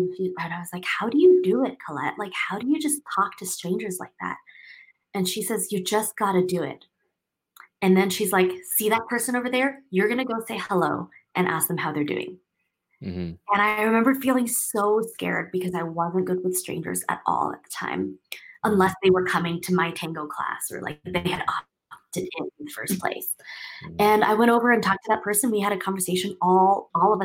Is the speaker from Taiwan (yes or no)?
yes; Taipei, Taiwan; moved away as an adult; also born or lived in Seattle, United States; I grew up in Taiwan and I went to a school there in Taipei.